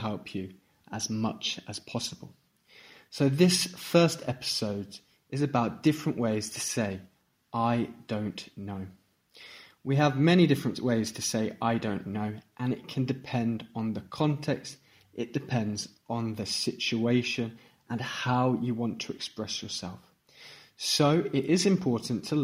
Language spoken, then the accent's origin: English; Stratford-upon-Avon, West Midlands, United Kingdom; I am an English teacher from England, from Stratford-upon-Avon